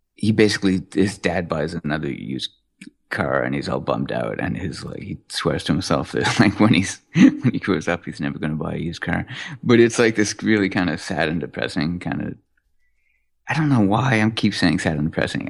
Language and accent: English; England, United Kingdom; I was born in England